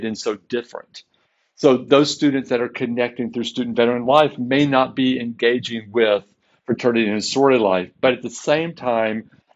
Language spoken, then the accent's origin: English; Waco, Texas, United States; now in Seattle, United States; born and raised in Waco